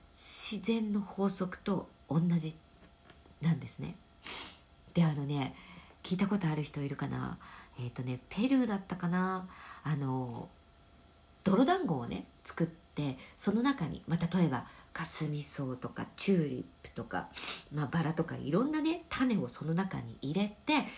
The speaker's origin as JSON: {"language": "Japanese", "country": "Japan", "tie": "born or raised there", "said": "日本に生まれている"}